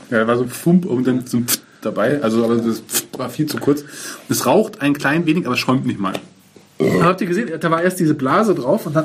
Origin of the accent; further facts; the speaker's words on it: Munich, Bavaria, Germany; born there; Bin ich überhaupt nicht. Ich bin in München